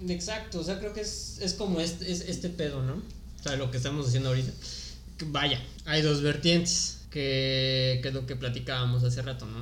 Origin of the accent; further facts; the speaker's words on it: Salamanca, Guanajuato, Mexico; moved away as an adult; also born or lived in Tulum; now in Playa del Carmen, Mexico; Soy de Salamanca, Guanajuato